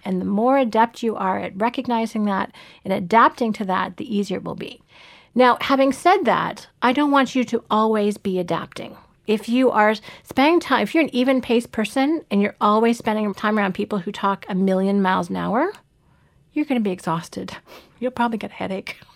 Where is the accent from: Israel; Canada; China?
Canada; also born or lived in Toronto; I live in Toronto and I'm Canadian by birth